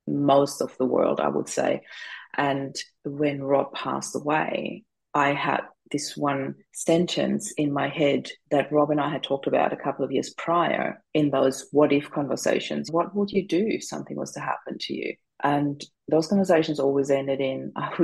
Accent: Austria; moved away as an adult; now in Australia; I am originally from Austria

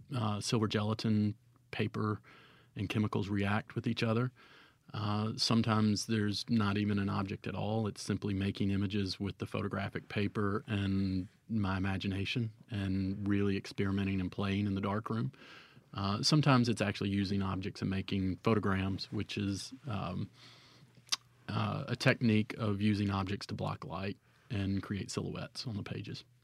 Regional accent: Cleveland, Mississippi, United States; also born or lived in Oxford, Mississippi; I was born and raised in Cleveland

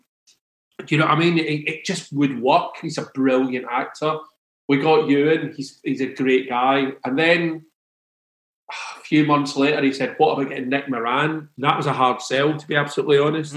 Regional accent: Scotland, United Kingdom; I come from Scotland

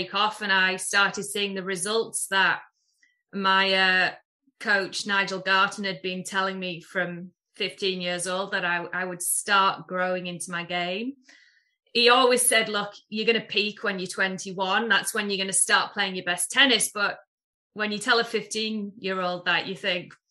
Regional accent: Middlesbrough, North East England, United Kingdom; moved away as an adult; also born or lived in Houston; I'm from Middlesbrough originally

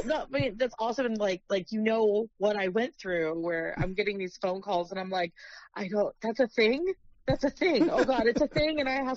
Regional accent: Fort Worth, Texas, United States; born or raised there; also born or lived in San Antonio, Texas

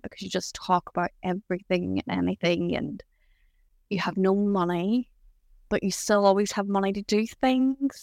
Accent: County Tyrone, Northern Ireland, United Kingdom; I grew up in Ireland, in a little county called Tyrone.

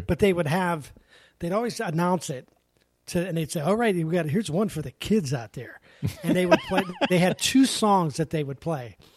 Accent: Pennsylvania, United States; moved away; growing up in Pennsylvania

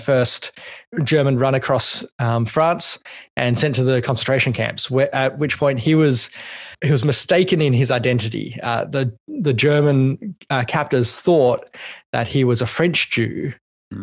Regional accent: Australia; I'm not an American because I'm an Australian

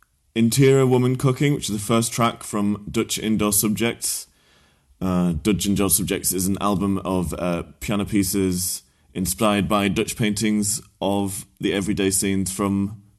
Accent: Hartlepool, North East England, United Kingdom; now in London, United Kingdom; I'm from Hartlepool. I live in London

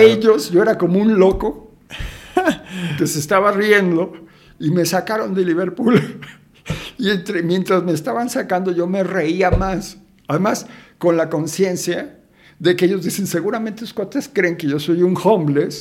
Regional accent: Mexico City, Mexico; also born or lived in Guadalajara; yo nací en Guadalajara. Ajá pero a las horas, casi casi en coche, me trajeron a la Ciudad de México.

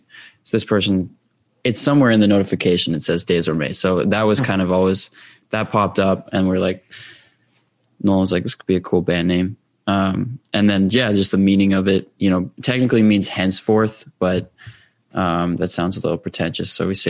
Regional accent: Vernon, British Columbia, Canada; moved away as an adult; now in Vancouver, Canada; But we're from Vernon, like grew up there, spent a lot of time there. End of 2019 moved out here and all moved in together.

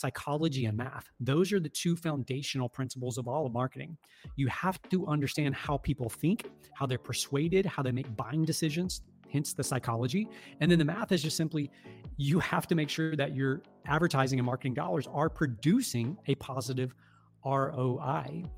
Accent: the South, United States; I'm from the South down here, and it's the, you know, quote unquote Bible Belt

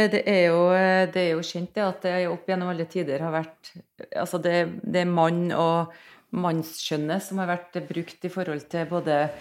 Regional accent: Nordmøre, Møre og Romsdal, Norway; now in Trondheim, Norway; jeg, bor i Trondheim. Jeg er fra Nordmøre

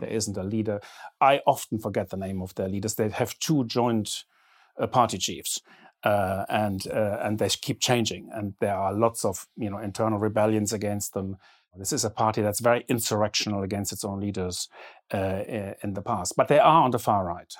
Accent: Germany; growing up in Germany in the seventies

